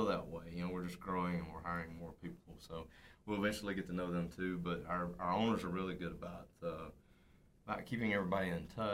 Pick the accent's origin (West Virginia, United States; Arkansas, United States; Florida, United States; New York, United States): Arkansas, United States; South; grew up in South Arkansas. It was a small town, Rising